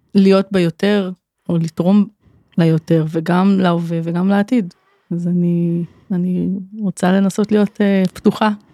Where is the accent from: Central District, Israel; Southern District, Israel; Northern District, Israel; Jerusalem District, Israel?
Central District, Israel; Kfar Saba; moved away as an adult; also born or lived in Elah Valley; now in Sarigim, Israel; אני גרה בעמק האלה כבר יותר מעשור, גדלתי בכפר סבא